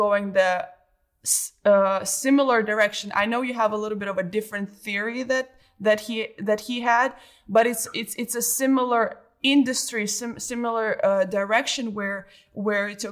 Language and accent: English; Belarus; I grew up in Belarus